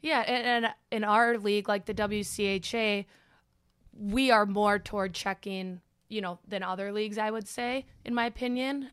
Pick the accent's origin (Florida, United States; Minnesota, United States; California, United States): Minnesota, United States; Bloomington; moved away as an adult; now in Columbus, United States; growing up in Bloomington, best city in Minnesota